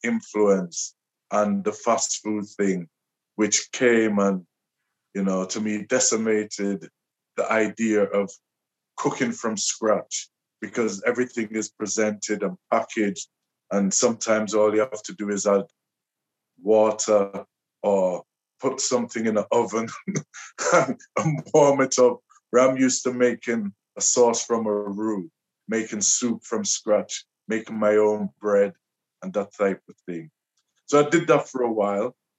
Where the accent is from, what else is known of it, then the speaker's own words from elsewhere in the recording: Liverpool, North West England, United Kingdom; I was born and raised in Liverpool.